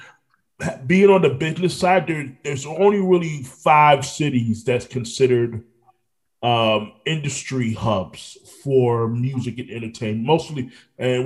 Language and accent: English; Orlando, Florida, United States; also born or lived in Brooklyn, New York; I'm originally from Brooklyn, New York, but I was raised in Orlando